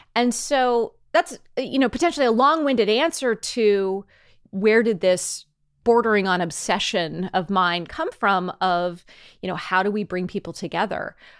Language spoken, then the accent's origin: English; Cupertino, California, United States; I was born in Cupertino in the seventies, grew up in Cupertino in the eighties